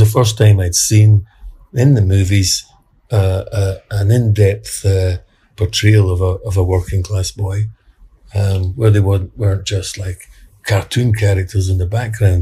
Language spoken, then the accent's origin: English; Glasgow, Scotland, United Kingdom; I was brought up in a in the East End of Glasgow in a working class uh, housing estate